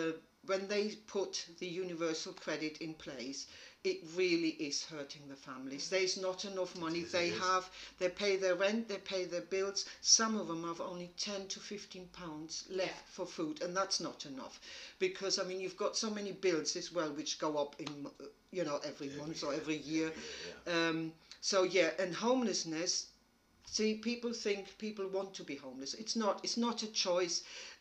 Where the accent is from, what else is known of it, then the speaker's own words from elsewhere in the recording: Germany; moved away as an adult; now in United Kingdom; I'm from Germany, but met my husband in Germany